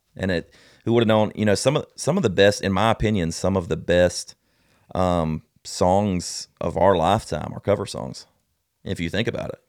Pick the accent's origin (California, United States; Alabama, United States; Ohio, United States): Alabama, United States; South; I'm from South Alabama. Of course I'm country